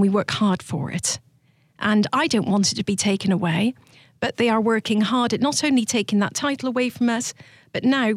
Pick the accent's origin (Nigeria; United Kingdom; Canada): United Kingdom; South of England; moved away as an adult; also born or lived in Georgia, United States; now in United States; I'm from the South of England.